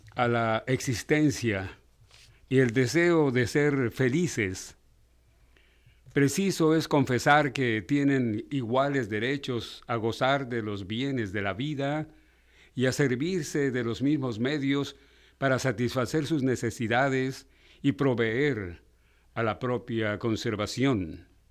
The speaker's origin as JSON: {"language": "Spanish", "region": "Baja California", "country": "Mexico", "said": "ciudadano californiano"}